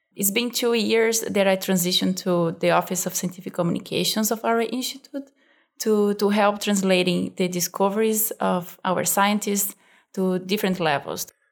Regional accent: Brazil; moved away as an adult; also born or lived in Canada / Oregon; now in United States; I came from Brazil

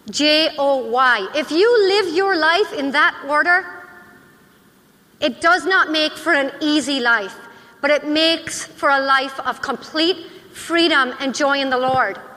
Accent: Lake Michigan, United States; my hometown on the shores of Lake Michigan

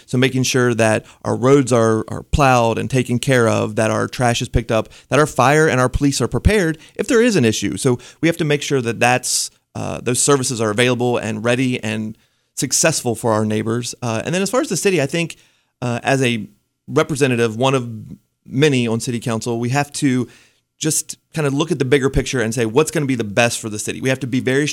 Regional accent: West Virginia, United States; I was born and raised in West Virginia

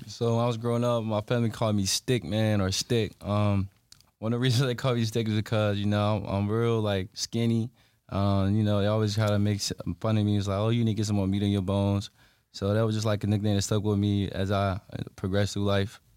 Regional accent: Halifax County, Virginia, United States; I'm from Halifax County, Virginia as well.

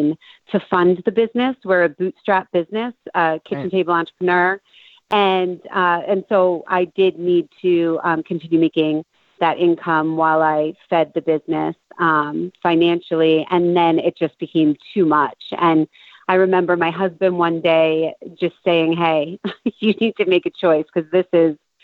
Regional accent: Cape Cod, Massachusetts, United States; also born or lived in Boston, Massachusetts; I grew up on Cape Cod

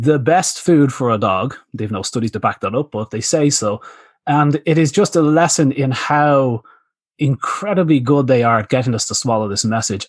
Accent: Ireland; moved away as an adult; also born or lived in Australia; I came from Ireland

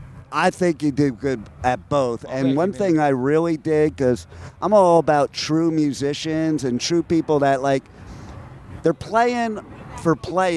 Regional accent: New York, United States; now in Florida, United States; I live in Florida where it's sweltering hot. So I grew up in New York, but I'm not used to cold anymore.

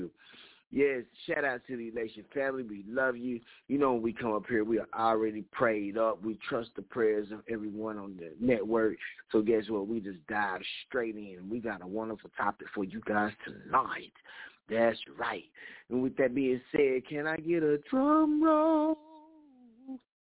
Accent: Knoxville, Tennessee, United States; I'm from Knoxville, Tennessee.

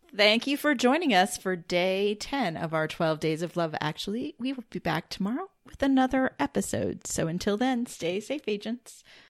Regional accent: Canada; being Canadian. You know, we're part of the Commonwealth

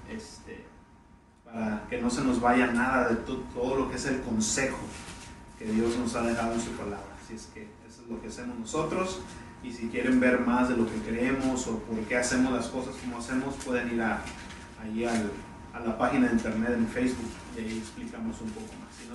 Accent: Tampico, Tamaulipas, Mexico; en especial a todos los que están en Tampico allá en mi tierra natal, Tampico, Tamaulipas, México.

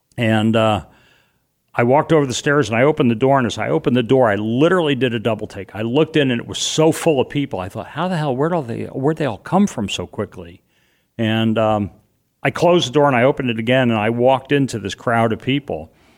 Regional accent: New York City, New York, United States; moved away; also born or lived in Boston; I grew up in and around New York

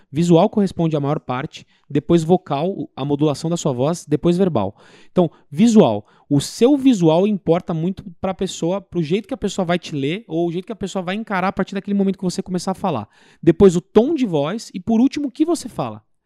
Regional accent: São Paulo, Brazil; fui em São Paulo, sou de São Paulo

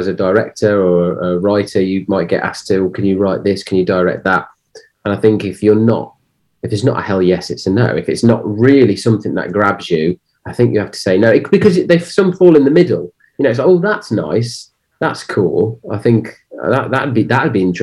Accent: Cannock, West Midlands, United Kingdom; I'm from the Midlands, so in this specific area, Cannock

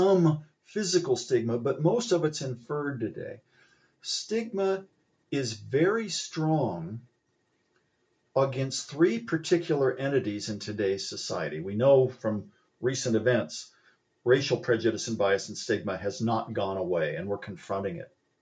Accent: Columbus, Ohio, United States; when I was a boy growing up in Columbus, Ohio

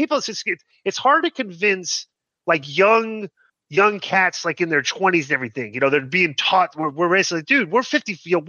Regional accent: Marietta, Georgia, United States; I grew up in Marietta, Georgia.

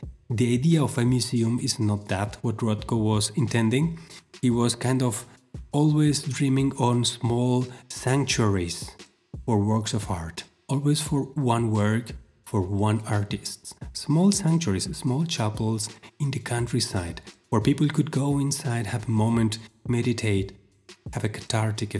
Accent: Argentina; moved away; my hometown in Argentina.

